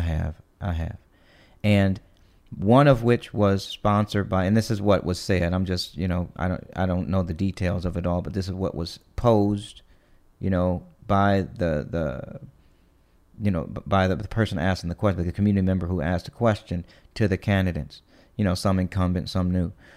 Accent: East Cleveland, Ohio, United States; moved away; I grew up in East Cleveland

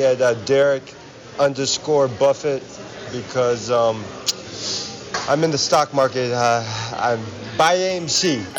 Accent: Chicago, Illinois, United States; I'm from Chicago

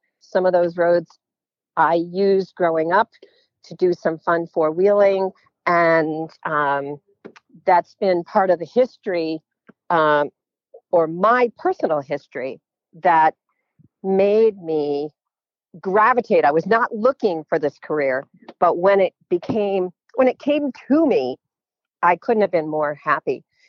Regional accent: Williamstown, Massachusetts, United States; moved away; I was actually born in the town that I'm in again many years later. I was born in Williamstown, Massachusetts, which is in the Berkshires of Mass. That's on the border of New York State and Vermont.

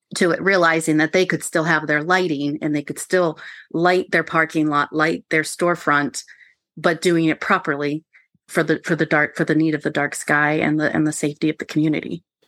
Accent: Maryland, United States; I grew up on Mar, on the Maryland side of the Potomac River, so, uh, walking distance from Harpers Ferry

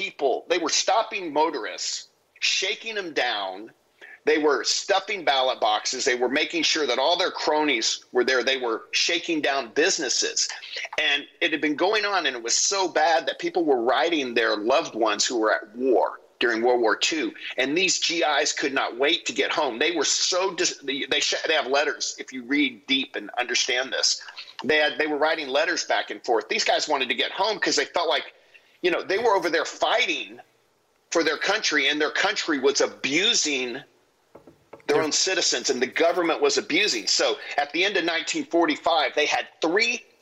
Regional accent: United States; as American citizens

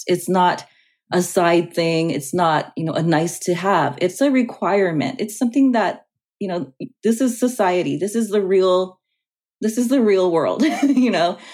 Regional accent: Los Angeles, California, United States; I grew up in Los Angeles

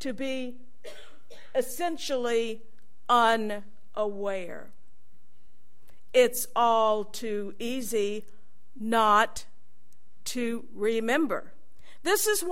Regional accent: United States; I got teased a lot for being an American in those years

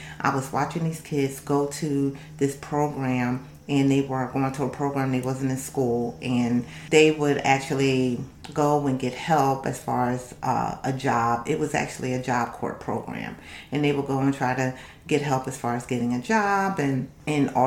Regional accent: Camden, New Jersey, United States; I'm from Camden, New Jersey

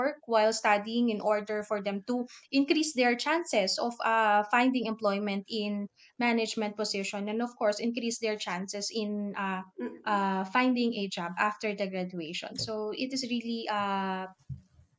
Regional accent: Philippines; I am Filipino

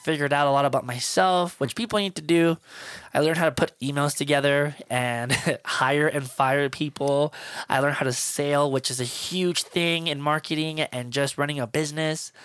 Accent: Miami, Florida, United States; moved away; I'm from Miami, Florida, so I was raised on hip-hop and R and B and salsa, merengue

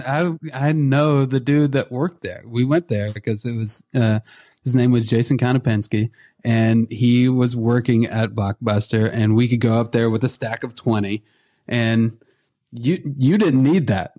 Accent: Midwest, United States; also born or lived in Oklahoma; I grew up in the Midwest

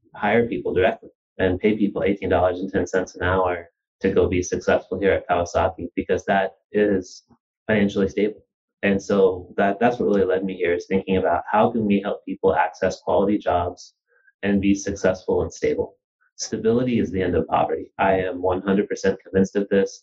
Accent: Wichita, Kansas, United States; moved away as an adult; also born or lived in New Jersey / Kazakhstan / Russia / Spain; I was born in New Jersey. I grew up in Wichita, Kansas

